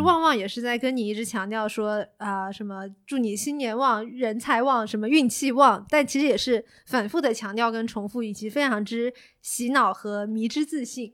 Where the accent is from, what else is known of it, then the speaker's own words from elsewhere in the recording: Fuzhou, Fujian, China; 我福州人嘛